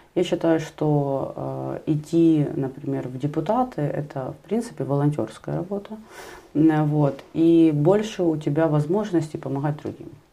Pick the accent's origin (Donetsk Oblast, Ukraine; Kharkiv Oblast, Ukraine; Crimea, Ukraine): Kharkiv Oblast, Ukraine; Kharkiv; Я сама харьковчанка, мои родители живут в Харькове